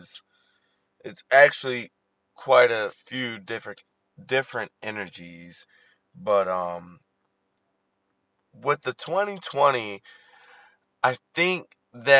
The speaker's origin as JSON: {"language": "English", "town": "Baltimore", "region": "Maryland", "country": "United States", "tie": "born or raised there", "said": "growing up as a millennial in Baltimore"}